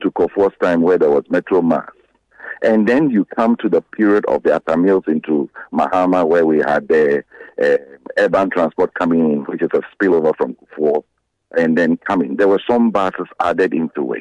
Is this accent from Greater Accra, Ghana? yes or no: yes; Accra, Greater Accra, Ghana; I was born in Accra. I knew that when my mom puts me in bus 12 around Osu